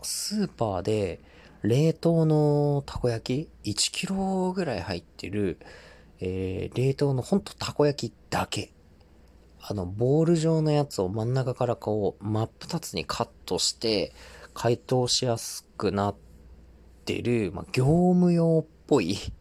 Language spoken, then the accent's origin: Japanese; Tohoku, Japan; 東北生まれ、東北育ち